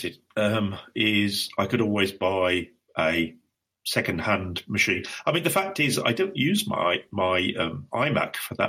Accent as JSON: {"language": "English", "country": "United Kingdom", "said": "Maybe that's because I'm a Brit and we tend to avoid buying any kind of..."}